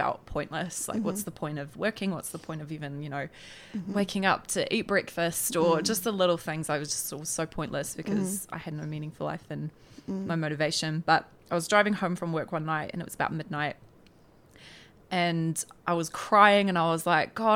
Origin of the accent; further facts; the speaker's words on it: Tauranga, Bay of Plenty, New Zealand; I'm from Tauranga